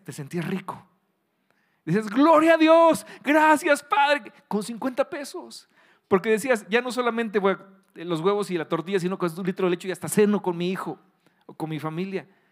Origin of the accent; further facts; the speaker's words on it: Querétaro, Mexico; aquí en Querétaro, que aquí somos especialistas en gorditas